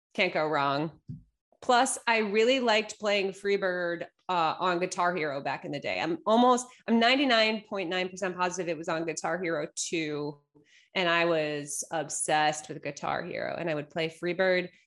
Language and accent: English; East Coast, United States; moved away as an adult; now in Los Angeles, United States; I grew up on the East Coast, spent nearly twenty-seven years of my life on the East Coast